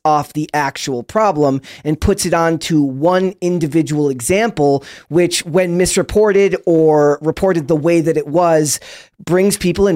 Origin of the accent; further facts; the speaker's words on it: Minnesota, United States; I'm from Minnesota